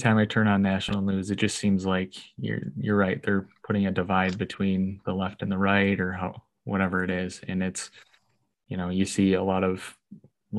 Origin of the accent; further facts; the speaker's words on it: Monroe, Wisconsin, United States; also born or lived in Madison, Wisconsin; I'm born and raised in Monroe. I went to college in Madison and I moved back home.